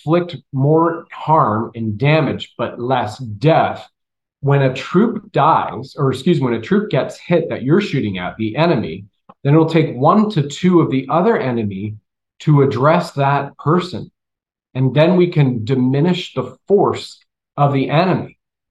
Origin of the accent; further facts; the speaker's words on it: Canada; moved away; also born or lived in Colorado, United States; I grew up in Canada. I lived in Colorado for 15, 18 years